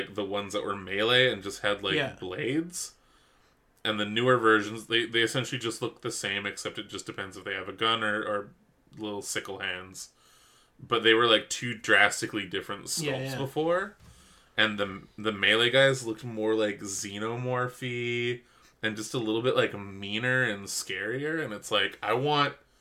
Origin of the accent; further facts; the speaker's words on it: Canada; I'm Canadian.